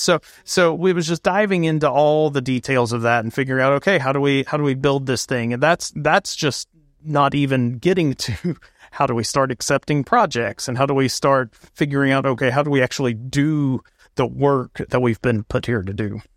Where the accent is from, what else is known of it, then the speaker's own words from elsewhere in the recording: East Tennessee, United States; moved away as an adult; now in Greenville, United States; I'm from East Tennessee